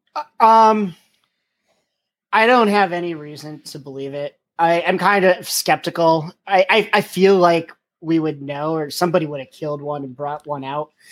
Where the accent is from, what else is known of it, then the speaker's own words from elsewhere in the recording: Pennsylvania, United States; now in Virginia, United States; I'm from Pennsylvania and I live in Virginia now